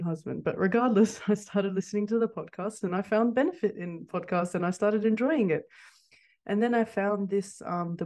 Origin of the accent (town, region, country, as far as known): Sydney, New South Wales, Australia; born or raised there; also born or lived in Kurdistan